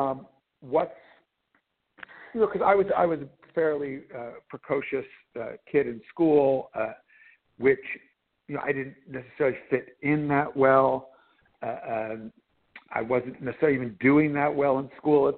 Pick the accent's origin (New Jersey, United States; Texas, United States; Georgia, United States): New Jersey, United States; I was growing up in New Jersey